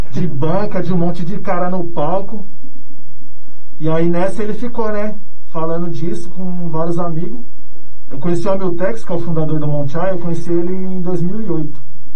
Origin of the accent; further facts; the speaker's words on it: São Paulo, Brazil; eu sou residente aqui de São Miguel Paulista mesmo, né? Cidade nova. Desde pivete aqui em São Miguel. Nasci aqui mesmo.